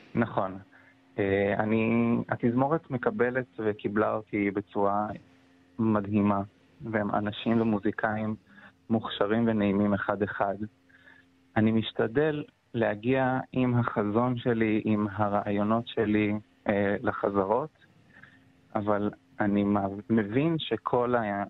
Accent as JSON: {"language": "Hebrew", "town": "Beersheba", "region": "Southern District", "country": "Israel", "tie": "born or raised there", "also_born_or_lived": "Tel Aviv", "moved": "as an adult", "said": "אני גדלתי uh, בקונסרבטוריון בבאר שבע"}